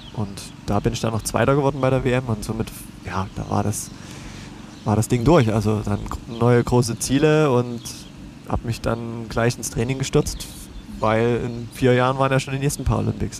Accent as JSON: {"language": "German", "town": "Döbeln", "region": "Saxony", "country": "Germany", "tie": "born or raised there", "lives_now": "Leipzig, Germany", "said": "in meiner Heimat in Döbeln"}